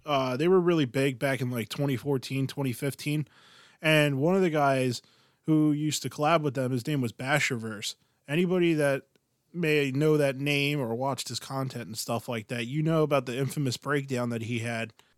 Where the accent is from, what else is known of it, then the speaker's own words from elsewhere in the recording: Philadelphia, Pennsylvania, United States; we are from Philly